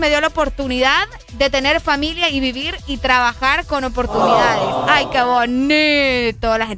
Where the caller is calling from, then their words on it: Tela, Atlántida, Honduras; de Tela, como siempre.